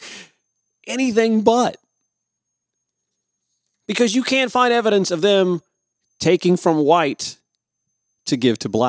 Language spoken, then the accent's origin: English; Columbia County, Georgia, United States; I grew up in Columbia County